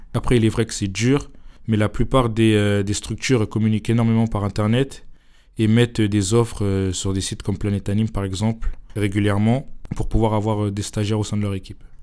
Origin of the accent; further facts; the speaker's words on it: Épinay-sur-Seine, Île-de-France, France; je suis issu de la communauté d'Épinay-sur-Seine. Et donc notre commune a la chance euh, d'avoir euh, un château euh, pas loin